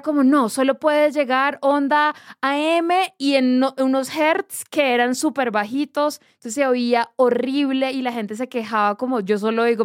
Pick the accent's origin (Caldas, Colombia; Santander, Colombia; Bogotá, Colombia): Santander, Colombia; Barrancabermeja; yo crecí en Barranca Bermeja, Santander